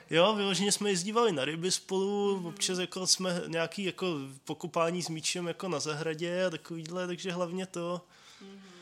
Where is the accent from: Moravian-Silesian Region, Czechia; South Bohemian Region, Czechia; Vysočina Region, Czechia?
South Bohemian Region, Czechia; České Budějovice; moved away as an adult; now in Brno, Czech Republic; Já pocházím z Českých Budějovic. Tam bych chtěl žít každý, tak jsem se přestěhoval do Brna.